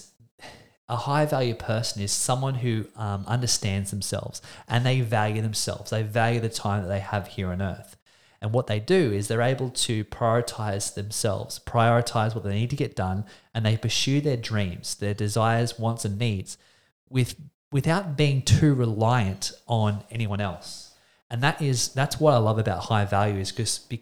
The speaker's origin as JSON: {"language": "English", "country": "Australia", "said": "I'm an Australian man"}